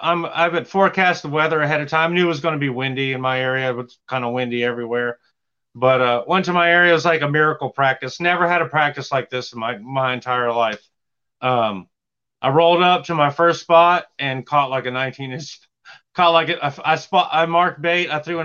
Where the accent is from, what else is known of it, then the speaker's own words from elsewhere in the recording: Franklin, North Carolina, United States; I'm from Franklin, North Carolina.